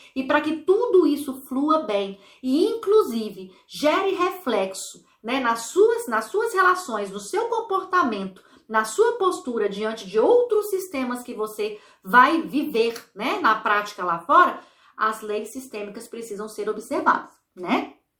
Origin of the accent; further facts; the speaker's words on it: Brazil; now in Ireland; não vivo no Brasil, sou brasileira, mas eu vivo em outro país.